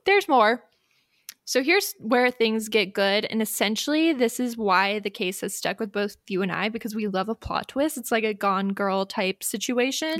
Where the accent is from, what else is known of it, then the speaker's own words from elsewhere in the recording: United States; as an American